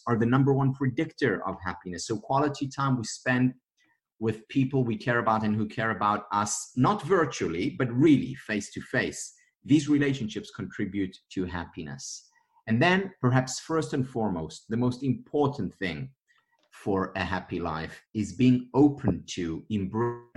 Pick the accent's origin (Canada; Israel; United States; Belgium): Israel; I'm from Israel.